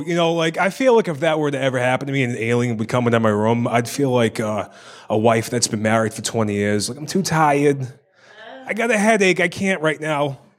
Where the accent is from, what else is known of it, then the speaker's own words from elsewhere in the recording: Ireland; I'm Irish. I got a schmeckle. You know what I mean? I got the Irish acorn.